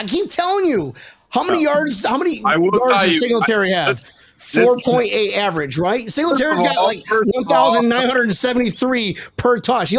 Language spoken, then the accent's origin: English; United Kingdom; accent: British; I'm not from Australia. I'm from Great Britain.